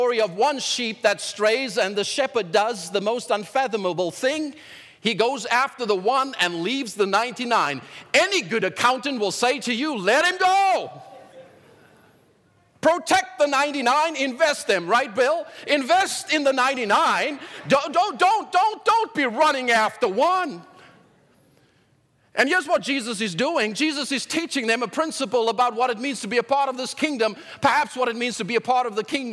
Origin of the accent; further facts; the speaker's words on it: South Africa; in South Africa growing up